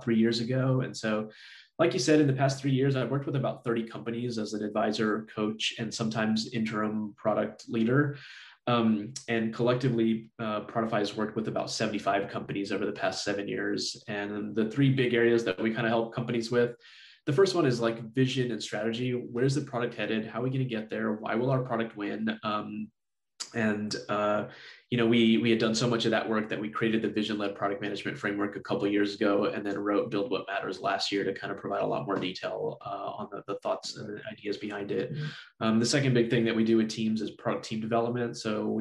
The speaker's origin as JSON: {"language": "English", "region": "Texas", "country": "United States", "tie": "born or raised there", "also_born_or_lived": "Michigan", "said": "I grew up down here in Texas, went to college at UT Austin"}